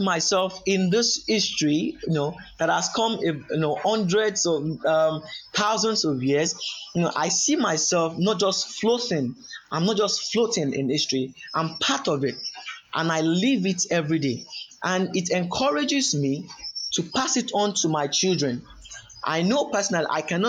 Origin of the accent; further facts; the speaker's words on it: Yorubaland, Nigeria; I am from the Yoruba ethnic group of Nigeria